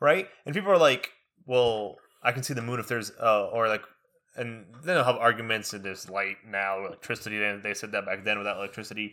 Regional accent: United States; first language Arabic; English is a second language; we learning English in school in America. We go home and we speak Arabic

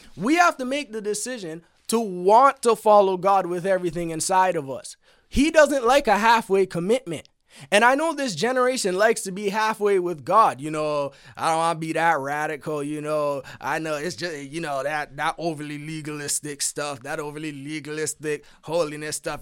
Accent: Canada; I'm Canadian, not American

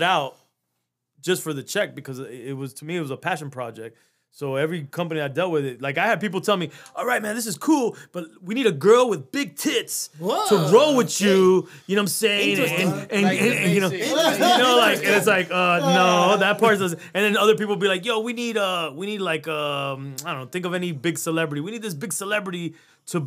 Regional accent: Kendall, Florida, United States; I'm a kid from Kendall

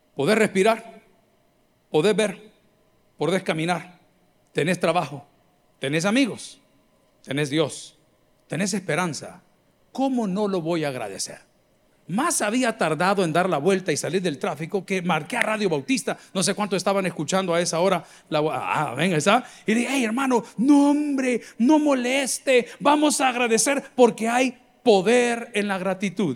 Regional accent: El Salvador; como los salvadoreños

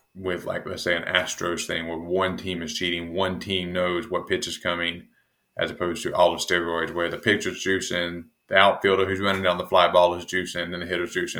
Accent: United States; being an American

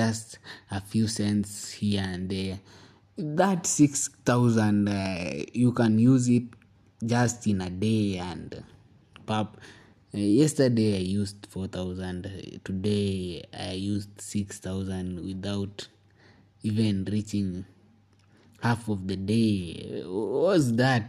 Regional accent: Eldoret, Uasin Gishu County, Kenya; moved away; since I left my town, my hometown, Eldoret

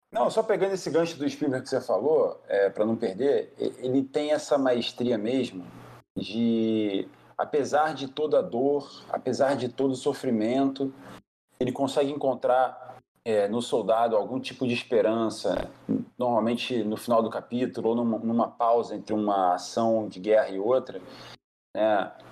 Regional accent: Brazil; Como brasileiro

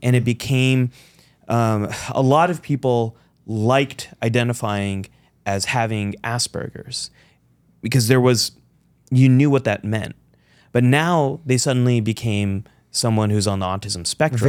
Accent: California, United States; also born or lived in Pakistan (ancestry); I am a Pakistani American, son of immigrants, I'm a Democrat, I'm a Muslim, I am you know, I'm a Californian

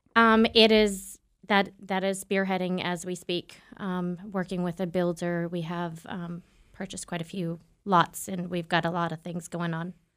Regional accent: Southern New Hampshire, United States; I'm from Southern New Hampshire

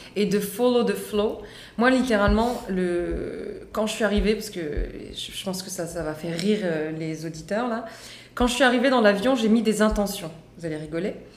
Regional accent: France; je suis née en France, mais je suis d'origine marocaine

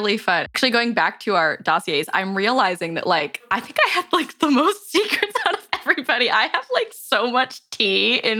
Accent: California, United States; I'm from California.

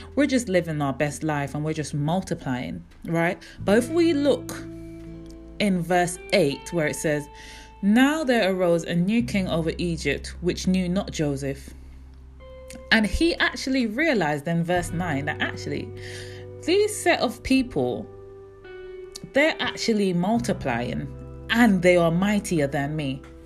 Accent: England, United Kingdom; born or raised there; also born or lived in Jamaica; now in London, United Kingdom

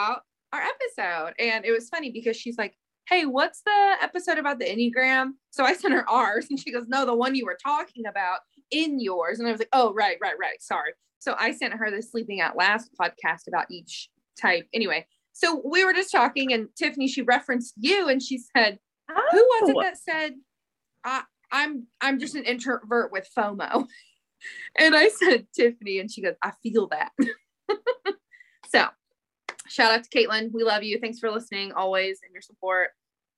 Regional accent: Shelbyville, United States; born or raised there; moved away

